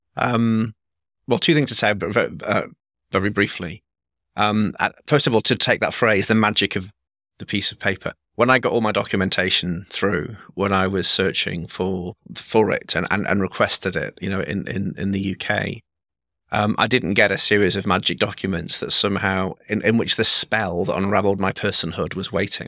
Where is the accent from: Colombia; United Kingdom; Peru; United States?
United Kingdom; England; I was raised by Scottish parents in England.